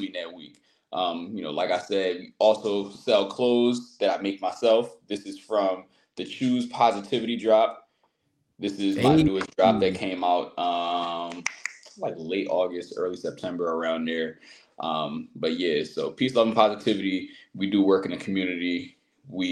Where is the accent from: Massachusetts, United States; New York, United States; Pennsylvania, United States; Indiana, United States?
Pennsylvania, United States; Philadelphia; growing up, Philadelphia, I'm from Southwest Philadelphia